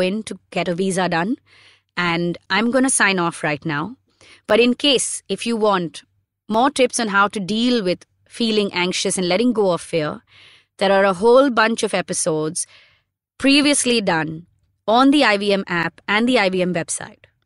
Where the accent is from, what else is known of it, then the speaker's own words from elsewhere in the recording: India; being Indian passport holders